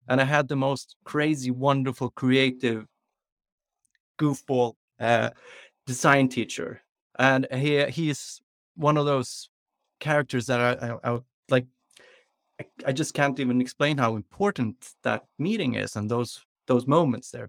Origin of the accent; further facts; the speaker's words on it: Sweden; also born or lived in London, United Kingdom; We moved to London, so I grew up in London when I was, like, three, between three and six years old, uh, which men-, means that I started school earlier than we do in Sweden. So when I came to Swedish school